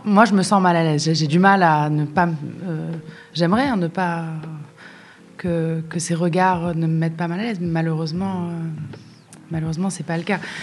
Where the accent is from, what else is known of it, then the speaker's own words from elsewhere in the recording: Casablanca, Casablanca-Settat, Morocco; j'ai grandi à Casa